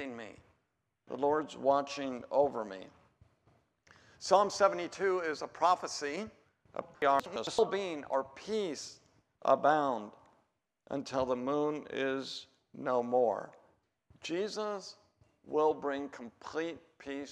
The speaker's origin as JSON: {"language": "English", "region": "Oregon", "country": "United States", "said": "I'm from Oregon"}